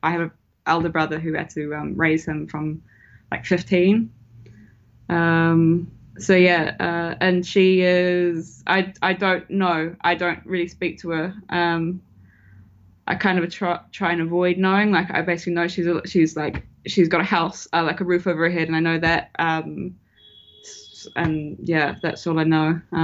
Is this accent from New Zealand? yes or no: yes; New Zealand; moved away; I'm from New Zealand originally.